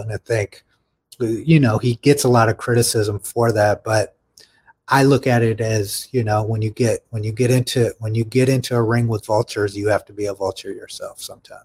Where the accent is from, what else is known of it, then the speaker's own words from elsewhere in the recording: United States; as American citizens